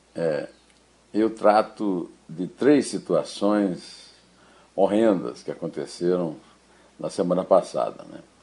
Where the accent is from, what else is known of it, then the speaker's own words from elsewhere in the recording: Brazil; do meu sítio de Rio do Peixe, onde eu nasci